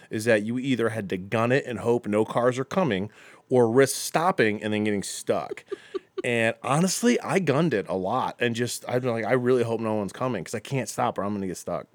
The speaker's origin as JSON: {"language": "English", "town": "Akron", "region": "Ohio", "country": "United States", "tie": "born or raised there", "lives_now": "Lakewood, United States", "said": "I grew up in Akron"}